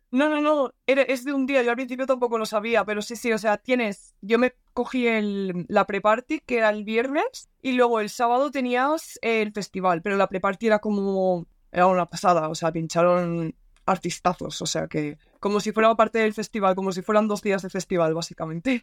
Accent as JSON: {"language": "Spanish", "town": "Valencia", "region": "Valencian Community", "country": "Spain", "said": "Yo soy de Valencia"}